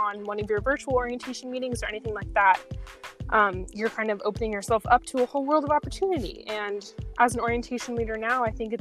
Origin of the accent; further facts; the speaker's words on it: San Diego, California, United States; moved away as an adult; I'm from San Diego, California